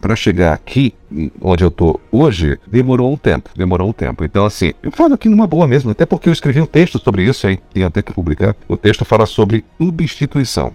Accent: Pará, Brazil; eu sou paraense

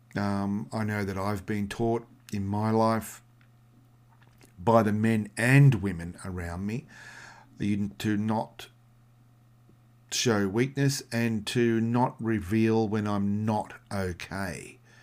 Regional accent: Australia; I'm come from Australia

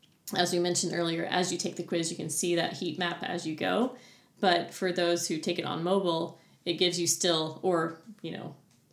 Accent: Arkansas, United States; moved away as an adult; also born or lived in Little Rock, Arkansas; growing up in Arkansas, like the northwest portion

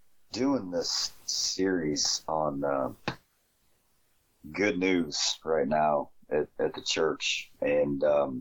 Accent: Midwest, United States; So I'm a Midwesterner, man. I don't know when the times are those fish are biting, or how to get them to bite.

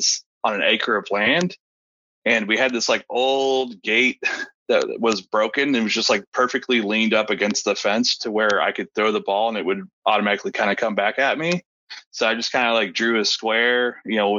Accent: Austin, Texas, United States; also born or lived in Columbus, Texas; So born and raised in Austin, Texas. Basically lived here my entire life, minus 2 years living in Columbus, Texas

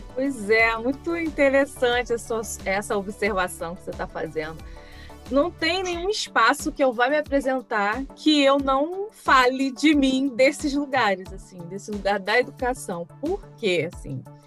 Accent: Niterói, Rio de Janeiro, Brazil; eu nasci e cresci em Niterói

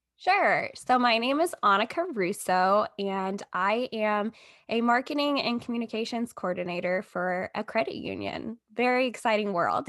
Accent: Texas, United States; moved away as an adult; also born or lived in Columbia, Missouri; I grew up in Texas.

